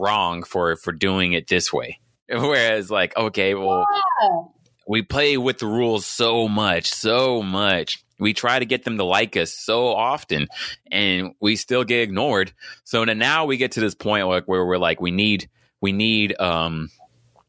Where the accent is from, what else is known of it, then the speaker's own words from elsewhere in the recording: United States; I was born and raised here